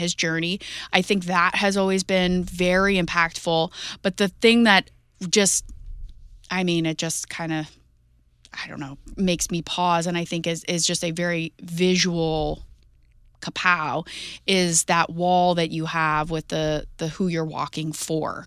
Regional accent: Jefferson County, Missouri, United States; I grew up in Jefferson County

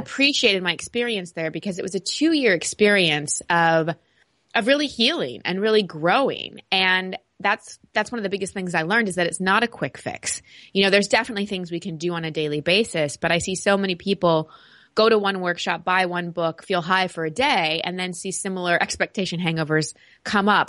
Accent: Texas, United States; growing up in Texas

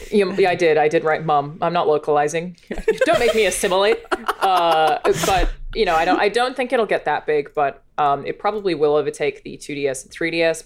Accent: Australia; moved away; As an Australian

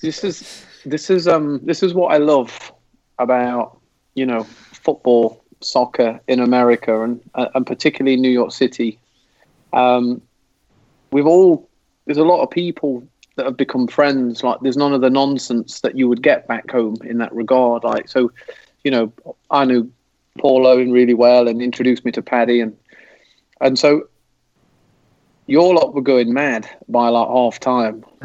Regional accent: England, United Kingdom; moved away; as an English football fan

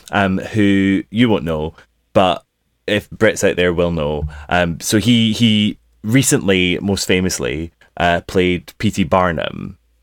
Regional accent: United Kingdom; we're British

